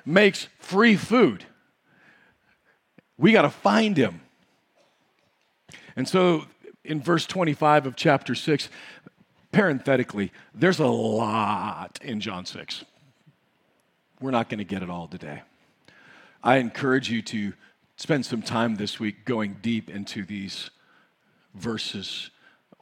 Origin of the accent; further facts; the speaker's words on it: United States; we grew up in the United States of America